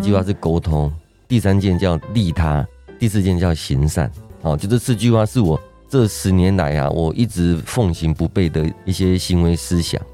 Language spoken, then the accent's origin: Chinese; Kaohsiung, Taiwan; moved away; 我是从高雄上来的， 我从小在高雄长大